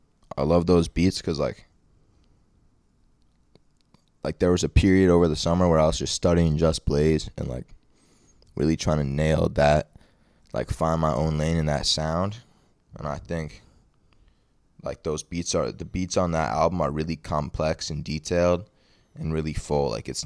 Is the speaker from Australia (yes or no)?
yes; Australia; I'm there from Australia.